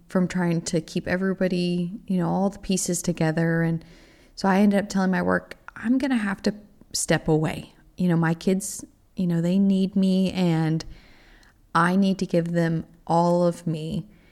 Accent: Texas, United States; moved away as an adult; also born or lived in Oklahoma; I am originally from Texas

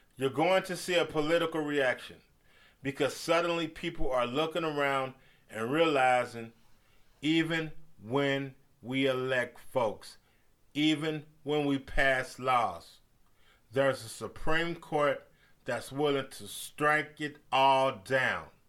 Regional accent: United States; We Americans

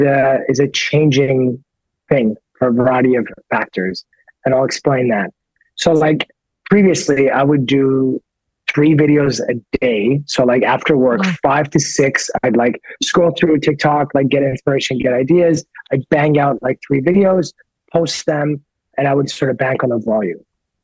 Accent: Canada; also born or lived in United States; yes, I'm 100% blood Persian, but I grew up in Canada and in America, right?

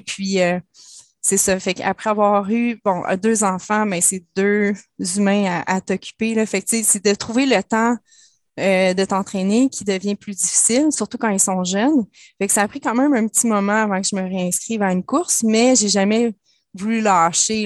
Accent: Laurentides, Quebec, Canada; Je viens des Laurentides, donc c'était beaucoup le ski

